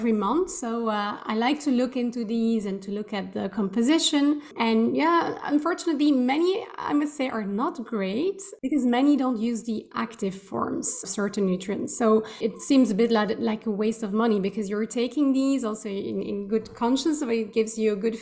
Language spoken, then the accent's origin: English; Belgium; moved away as an adult; also born or lived in Switzerland; now in Amsterdam, Netherlands; I'm Belgian. I've left my home country a long time ago, about 13 years ago.